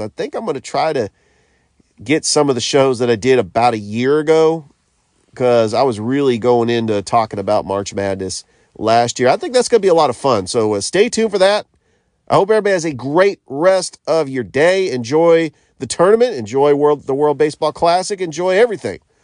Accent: Northern California, United States; moved away as an adult; also born or lived in Sacramento / Atlanta / Memphis; I'm from Northern California. I grew up a Warriors fan.

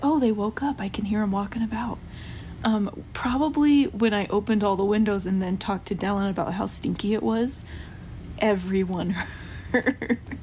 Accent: United States; now in Utah, United States; I grew up camping in Georgia and like Tennessee area

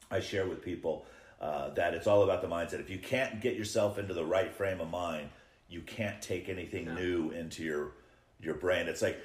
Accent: California, United States; now in Nashville, United States; I'm from California.

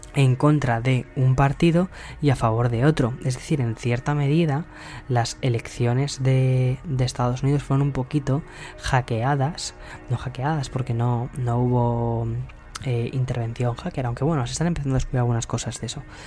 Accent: Spain; mi país

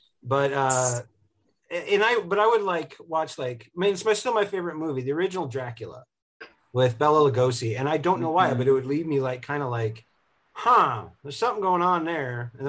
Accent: Southern Idaho, United States; I grew up in Southern Idaho

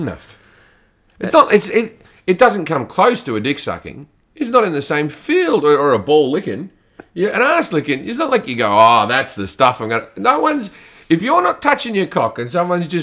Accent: Australia

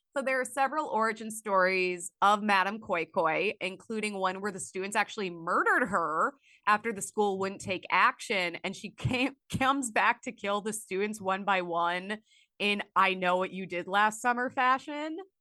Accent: Illinois, United States; I grew up in Illinois.

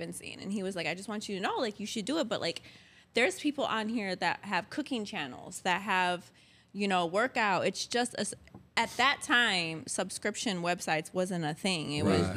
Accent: Detroit, Michigan, United States; I am from Detroit, Michigan

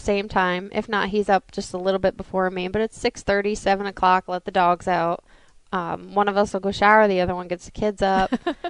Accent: New Jersey, United States; also born or lived in Charlotte, North Carolina; now in Mooresville, United States; we both moved down to North Carolina. I was from New Jersey.

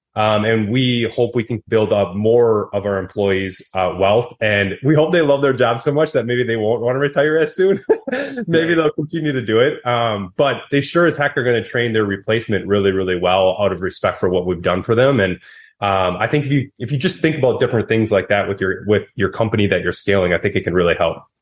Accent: Wisconsin, United States; I'm from Wisconsin

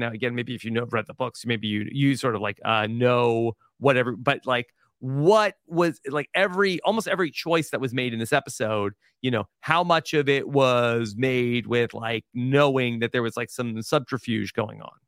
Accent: New York, United States; moved away; I'm a New Yorker, like, at heart

